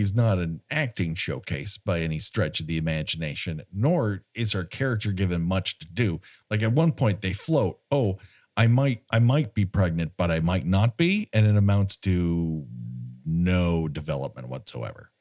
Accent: Southern California, United States; I grew up here in Southern California

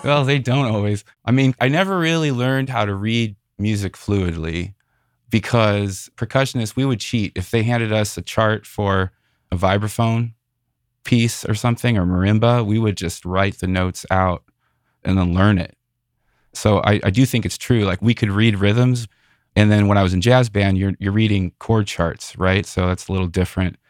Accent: Northwest Indiana, United States; now in San Francisco Bay Area, United States; I grew up in Northwest Indiana, right outside Chicago

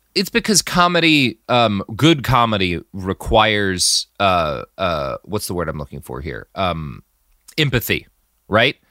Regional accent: Texas, United States; As a Texan

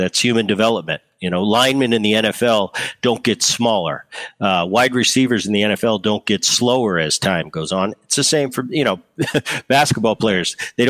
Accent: New Jersey, United States; You know, I grew up in New Jersey. I grew up with a great bunch of kids that didn't make it a big deal.

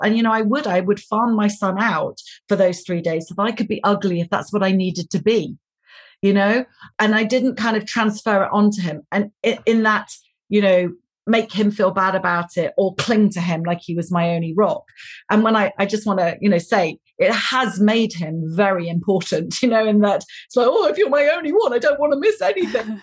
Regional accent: United Kingdom; I'm British

